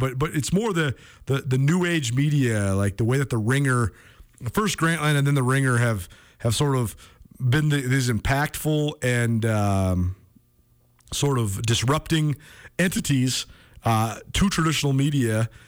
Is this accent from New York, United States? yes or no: no; Missoula, Montana, United States; I grew up in Missoula and I went to Hellgate Elementary